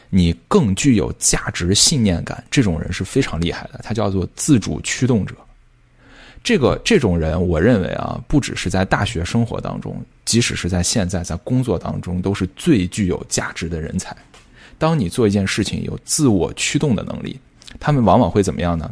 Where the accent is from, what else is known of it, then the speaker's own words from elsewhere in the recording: central and western China, China; 很多很多中西部学生，像我啊，高中的时候，英语是从来不学听力的，也从来不学口语的，只学书面